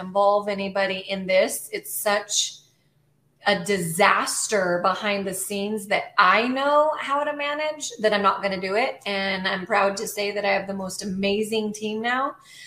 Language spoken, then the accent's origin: English; Albuquerque, New Mexico, United States; moved away as an adult; now in Savannah, United States; born and raised in Albuquerque, New Mexico, currently live in Savannah, Georgia